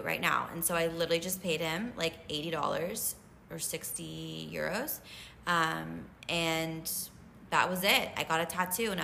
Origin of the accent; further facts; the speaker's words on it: United States; I'm American